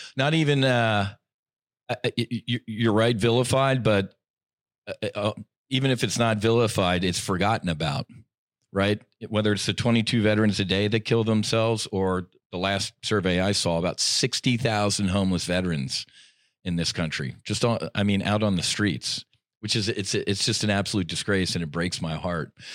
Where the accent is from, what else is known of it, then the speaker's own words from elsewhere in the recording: Jersey Shore, New Jersey, United States; moved away as an adult; also born or lived in South Philadelphia / Florida; we were raised on the Jersey Shore